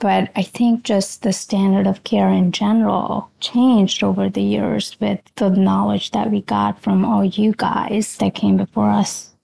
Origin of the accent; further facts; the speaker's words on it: India; moved away as an adult; now in Philadelphia, United States; I was born in India, transitioned over here after high school.